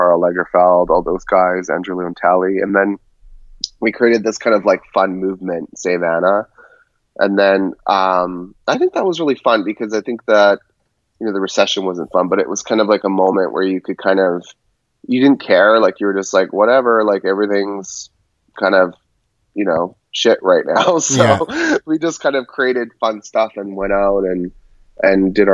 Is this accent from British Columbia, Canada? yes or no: yes; Vancouver, British Columbia, Canada; born or raised there; moved away as an adult; also born or lived in New York, United States; now in Los Angeles, United States